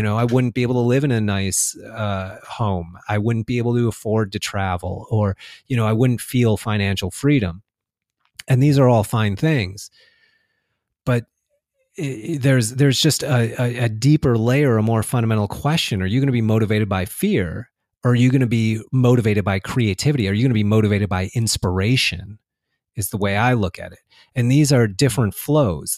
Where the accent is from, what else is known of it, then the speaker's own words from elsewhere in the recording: United States; I was born and raised in the United States. I've lived here my whole life.